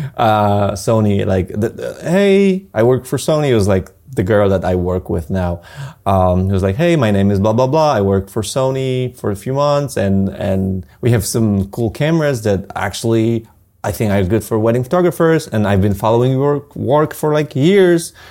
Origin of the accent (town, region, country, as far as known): Poland